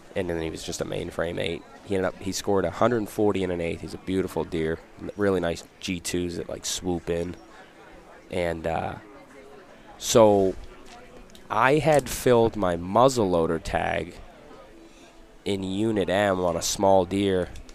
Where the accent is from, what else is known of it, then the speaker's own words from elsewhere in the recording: Laconia, New Hampshire, United States; I'm from Laconia, Central New Hampshire